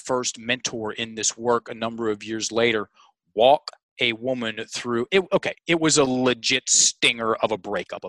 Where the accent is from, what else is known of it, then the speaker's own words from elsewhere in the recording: Richmond, Virginia, United States; It's in my hometown at the Carpenter Center, which is the most prestigious theater in Richmond